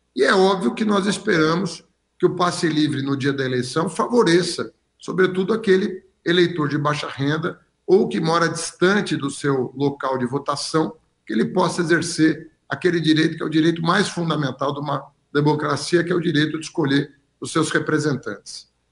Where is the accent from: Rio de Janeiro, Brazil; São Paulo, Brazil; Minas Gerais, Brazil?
São Paulo, Brazil; eu nasci em São Paulo, me criei em São Paulo, me formei em São Paulo